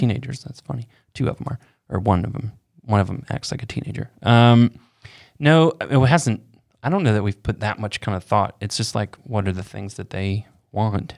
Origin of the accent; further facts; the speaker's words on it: Florida, United States; I grew up in Florida with no chimney.